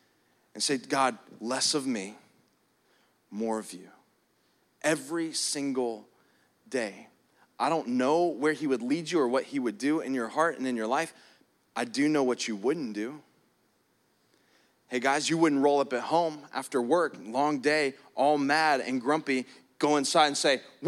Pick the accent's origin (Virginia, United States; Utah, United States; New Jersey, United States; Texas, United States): New Jersey, United States; I'm not an angry jerk. I'm from Jersey, you know, and that's just the Italian in me.